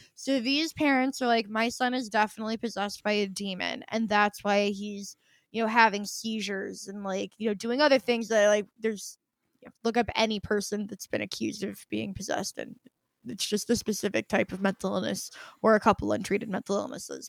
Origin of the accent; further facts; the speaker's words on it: United States; as an American